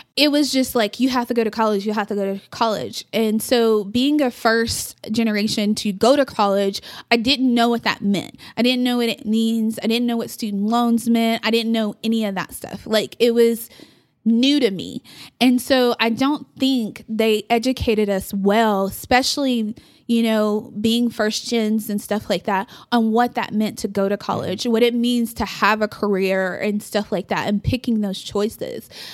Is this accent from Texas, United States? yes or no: yes; Amarillo, Texas, United States; also born or lived in Oklahoma; my mom and stepdad moved here when I was, I wanna say third grade.